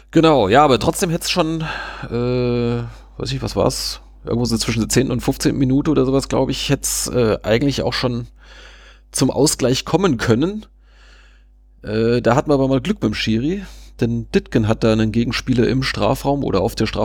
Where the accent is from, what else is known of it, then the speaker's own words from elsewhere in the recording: Münster, North Rhine-Westphalia, Germany; da hätte also ich mich jetzt als, als Münsteraner auch sehr geärgert